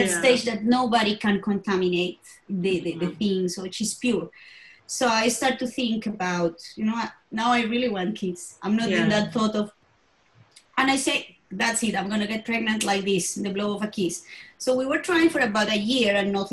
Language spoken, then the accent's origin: English; Bogota, Colombia; I was born in Colombia, in Bogota, in the capital.